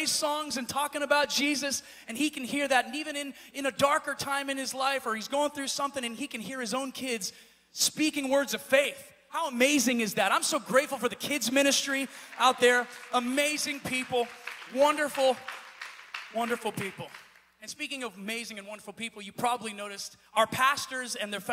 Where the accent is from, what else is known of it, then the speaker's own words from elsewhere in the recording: Pennsylvania, United States; moved away as an adult; now in California, United States; I'm from Pennsylvania. My wife and I have only lived out here for about 7 or 8 years now.